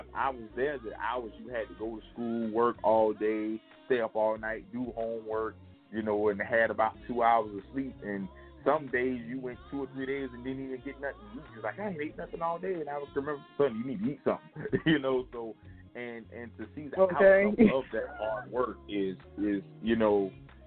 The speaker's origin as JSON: {"language": "English", "town": "Savannah", "region": "Georgia", "country": "United States", "also_born_or_lived": "Atlanta", "moved": "yes", "said": "I was a dude from Savannah"}